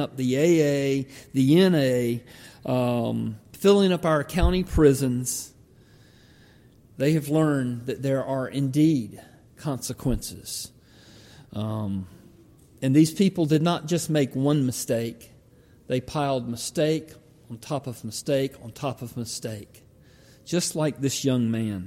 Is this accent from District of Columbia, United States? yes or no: no; Georgia, United States; When I grew up in Georgia, we could walk back about a mile through the woods